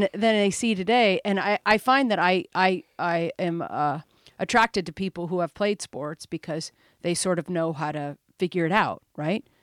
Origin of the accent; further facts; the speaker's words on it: Omaha, Nebraska, United States; I'm from Omaha, Nebraska